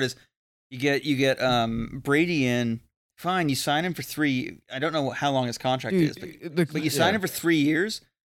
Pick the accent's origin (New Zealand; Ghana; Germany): New Zealand; I'm also an All Blacks fan, but of course I am. I'm a Kiwi.